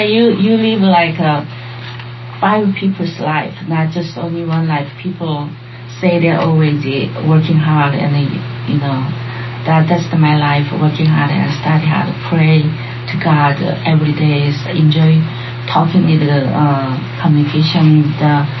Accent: Seoul, South Korea; English is a second language; now in United States; I'm an immigrant from Seoul, Korea.

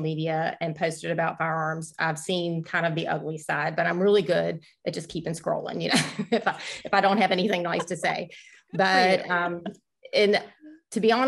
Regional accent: Virginia, United States; I'm from Virginia

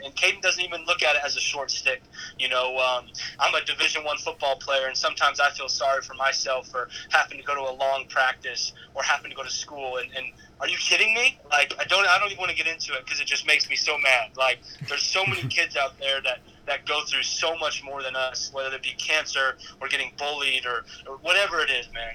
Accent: Wiggins, Colorado, United States; moved away as an adult; now in Manhattan, Kansas, United States; back home in Wiggins, Colorado, my hometown

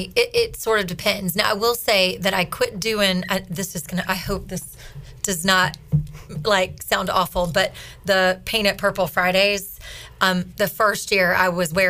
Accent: North Carolina, United States; Western North Carolina.

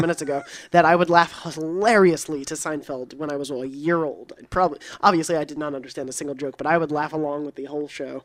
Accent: New York, United States; moved away as an adult; also born or lived in Long Island; I was actually born at the N Y U Medical Center, and I went to N Y U

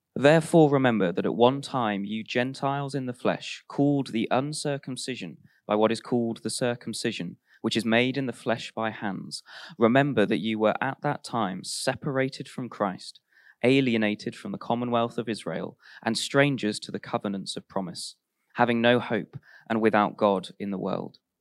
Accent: Warwick, West Midlands, United Kingdom; I grew up in Warwick, which was right next to Royal Leamington Spa

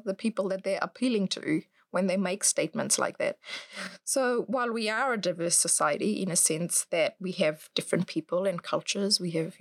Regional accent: Fiji; now in New Zealand; I grew up in Fiji

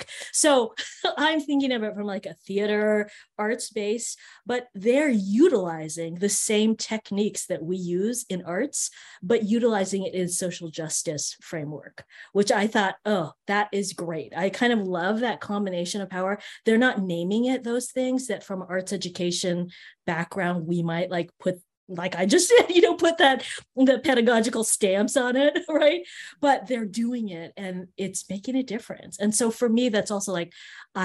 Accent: Marin, Northern California, United States; also born or lived in Berkeley; I grew up in a really white area in Northern California called Marin

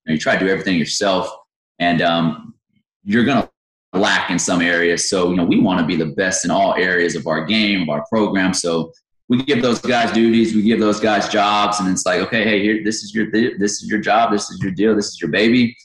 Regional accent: Victoria, Texas, United States; also born or lived in Yorktown, Texas; I grew up in Victoria. I was born and raised there.

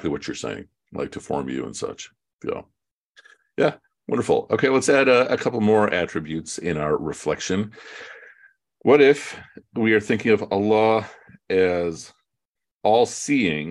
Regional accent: Chicago, Illinois, United States; I'm from Chicago

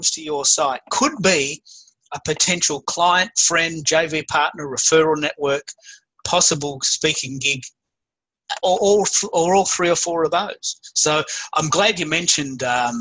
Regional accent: Australia; I'm an Aussie

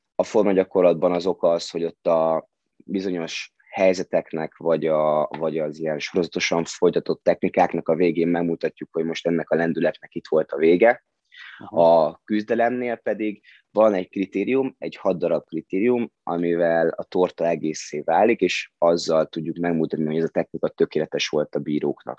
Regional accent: Hungary; ide születtem

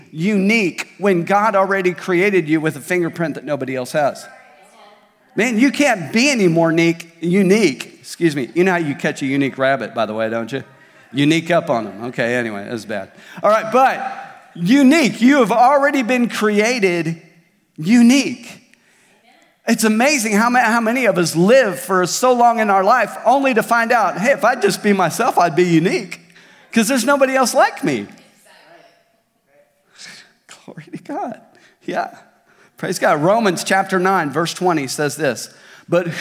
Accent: Tulsa, Oklahoma, United States; now in Springdale, United States; where I grew up in Tulsa, I grew up at Victory Church in Tulsa most of my life

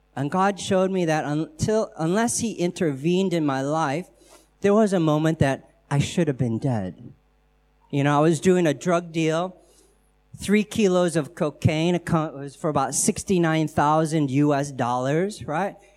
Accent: United States; accent: American; I'm American

